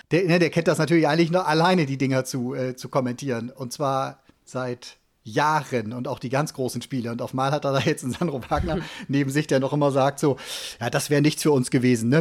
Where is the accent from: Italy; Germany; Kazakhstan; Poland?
Germany; Cologne, North Rhine-Westphalia; hier als Kölner